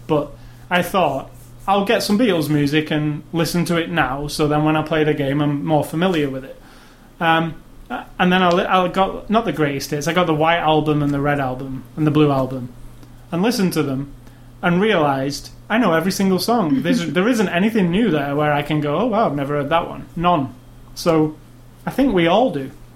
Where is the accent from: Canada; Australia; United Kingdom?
United Kingdom; I'm British